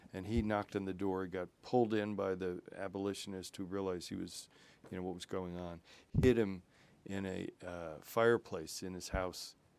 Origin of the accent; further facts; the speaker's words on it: Waverly, United States; moved away; my house where I grew up in Waverly